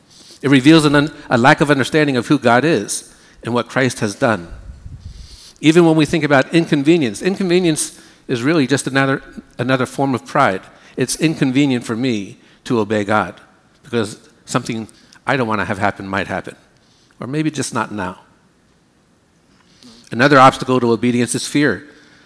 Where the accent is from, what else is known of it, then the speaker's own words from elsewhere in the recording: United States; we Americans